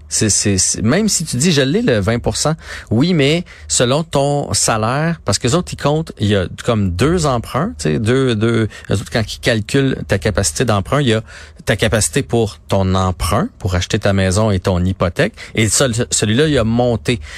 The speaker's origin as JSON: {"language": "French", "town": "Trois-Rivières", "region": "Quebec", "country": "Canada", "said": "je viens de la Mauricie, à Trois-Rivières"}